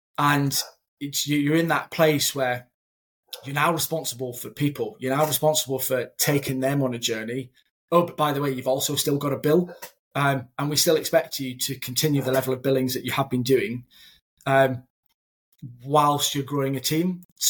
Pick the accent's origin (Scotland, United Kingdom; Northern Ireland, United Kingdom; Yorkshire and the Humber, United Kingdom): Scotland, United Kingdom; Edinburgh; moved away as an adult; now in Manchester, United Kingdom; When I was relocated from Edinburgh to Manchester, those first couple of months, I was what on earth am I doing? I've left a successful desk, a successful team, and now I'm in a new city, new environment. This Scottish lad, can't tell by the accent now, it's completely gone.